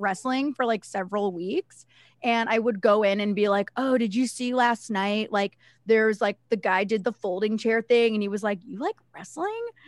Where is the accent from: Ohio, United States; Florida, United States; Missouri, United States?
Ohio, United States; Cleveland; I'm from Ohio. I lived in, like, the suburbs of Cleveland